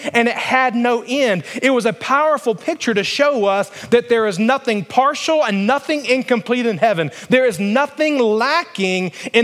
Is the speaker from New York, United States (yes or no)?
no; Alabama, United States; moved away; I grew up in Alabama where it was very, very flat